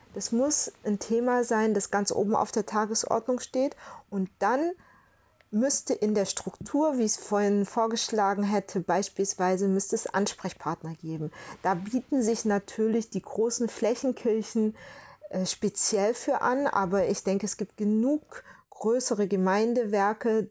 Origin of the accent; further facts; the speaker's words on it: Southern Germany, Germany; ich bin ja aus Süddeutschland